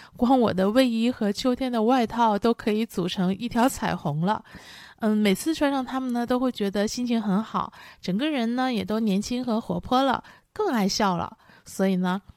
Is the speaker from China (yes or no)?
yes; northern China, China; 我出生和成长在拥有皑皑白雪的北方，所以我从小呢就非常喜欢明亮的环境